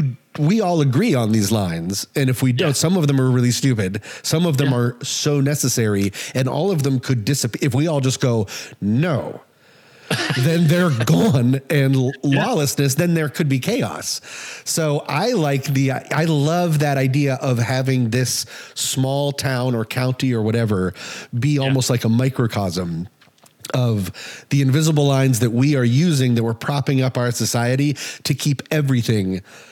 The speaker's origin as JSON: {"language": "English", "region": "Colorado", "country": "United States", "tie": "born or raised there", "said": "cause I grew up in Colorado"}